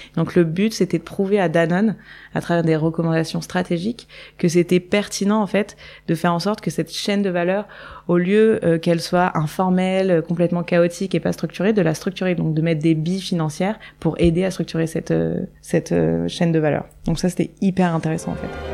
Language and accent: French; Nice, Provence-Alpes-Côte d'Azur, France; moved away as an adult; also born or lived in Paris / Hong Kong; j'ai grandi à Nice euh, au soleil, avec le ciel bleu, au bord de la mer